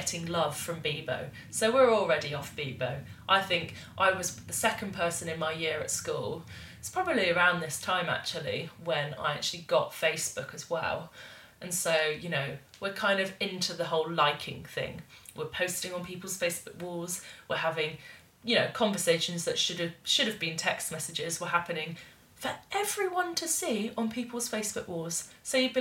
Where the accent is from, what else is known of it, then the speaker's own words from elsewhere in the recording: Bath, South West England, United Kingdom; it's called The Weir in my hometown